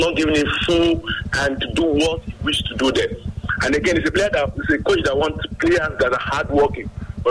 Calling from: Nigeria; Good evening … calling from Okeogba.

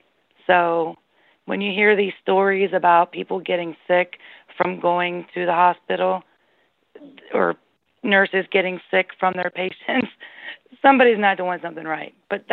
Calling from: Ohio, United States; I'm calling from Ohio.

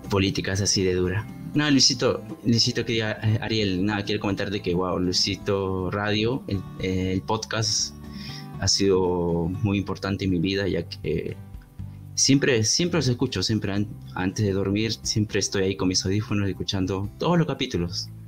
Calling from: Peru; Este, nada, yo te escribo de Perú.

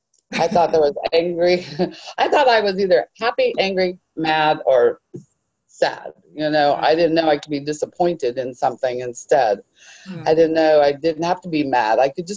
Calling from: Arlington, United States; Oh, I'm from Arlington.

